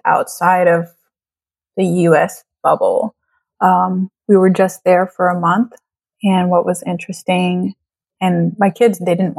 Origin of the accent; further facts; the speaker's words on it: Trinidad & Tobago; And I am bringing people to my home country and allowing them to experience Trinidad and Tobago